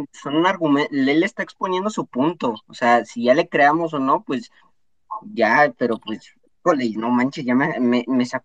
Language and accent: Spanish; Mexico City, Mexico; yo soy de la Ciudad de México.